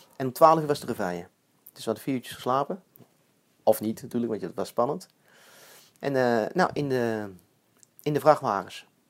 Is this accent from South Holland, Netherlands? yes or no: no; Eindhoven, North Brabant, Netherlands; ik kom zelf van Eindhoven.